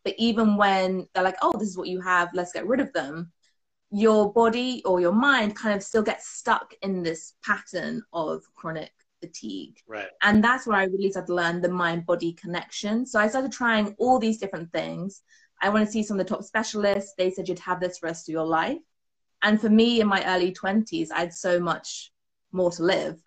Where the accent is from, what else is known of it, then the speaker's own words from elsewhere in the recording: United Kingdom; as you might have guessed, I am from the UK from my accent.